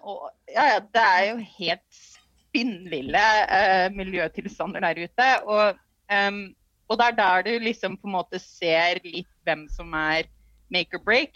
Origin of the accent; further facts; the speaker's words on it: Norway; Vi kommer fra Norge